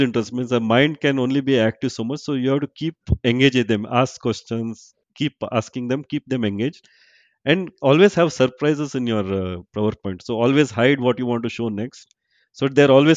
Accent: Surathkal, Karnataka, India; moved away as an adult; also born or lived in Chicago, United States; now in Bangalore, India; I am from Suratkar

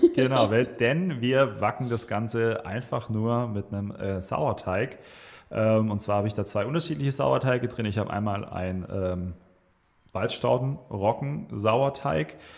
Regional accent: Swabia, south of Stuttgart, Baden-Württemberg, Germany; moved away as an adult; now in Weinheim, Germany; komme gebürtig aus dem Schwabenland, so im, ich sag mal, Großraum Stuttgarter Süden. Kirchheim-Tech ist so ist ein ganz, ganz kleinen Tal. Ähm, bin sehr ländlich aufgewachsen

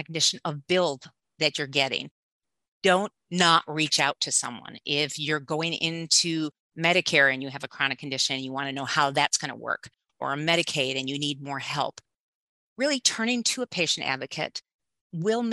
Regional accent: Southfield, Michigan, United States; I grew up in Southfield, Michigan

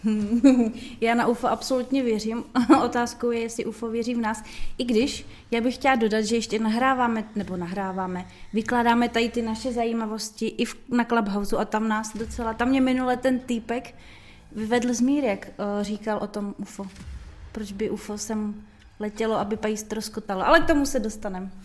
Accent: Brno, South Moravian Region, Czechia; jsme Brňáci

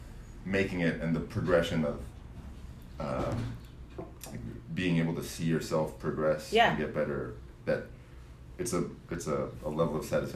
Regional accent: Grass Valley, California, United States; also born or lived in Texas; now in New York, United States; I grew up in Northern California. Grass Valley is my hometown.

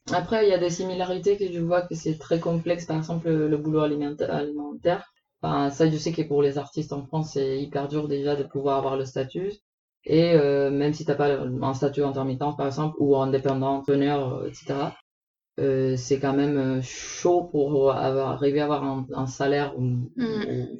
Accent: Puerto Rico; moved away; Je viens de Porto Rico, une petite île aux Caraïbes

